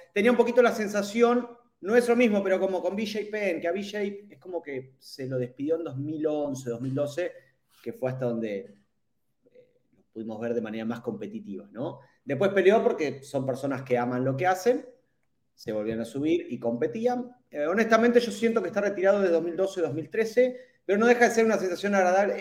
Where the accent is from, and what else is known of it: Argentina